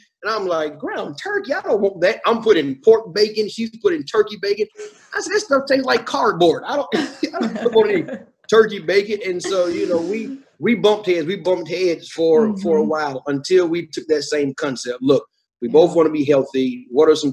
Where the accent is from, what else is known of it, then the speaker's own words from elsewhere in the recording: Georgia, United States; I'm from Georgia, you know, so we eat, you know, I grew up, my grandparents would eat chitlins and pig feet